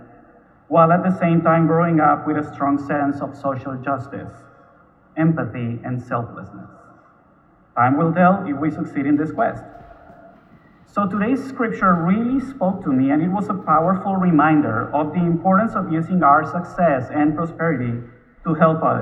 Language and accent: English; Bogotá, Bogotá Capital District, Colombia; moved away as an adult; also born or lived in Miami; now in Houston, United States; I was born in Bogota, Colombia, where I lived until I was 28. At that time, I moved first to Miami and then to Houston.